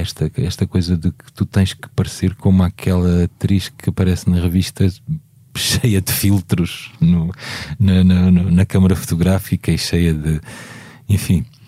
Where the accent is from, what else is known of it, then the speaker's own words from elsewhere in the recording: Beja, Alentejo, Portugal; moved away; Eu falo de Beja, que é a minha terra